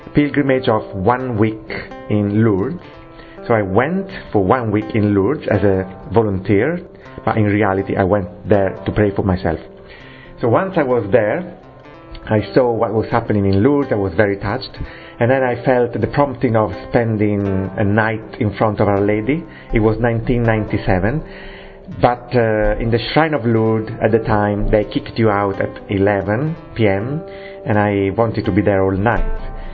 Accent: Rome, Lazio, Italy; English is a second language; moved away as an adult; now in United Kingdom; I am from Italy, from Rome, and I've been living in this country, in the UK, for 13 years

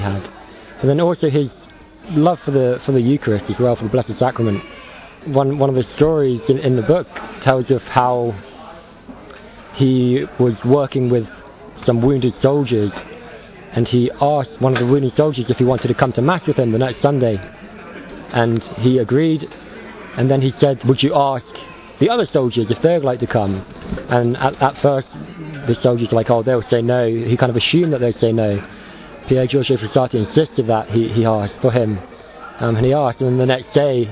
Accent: Wimborne, South West England, United Kingdom; I'm 25, I'm from Wimborne in England

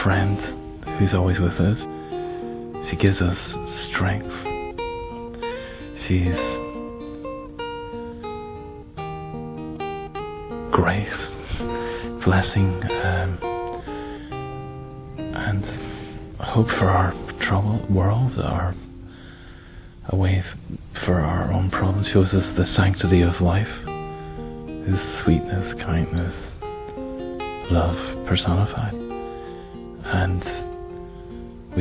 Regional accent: Ireland; I'm Irish.

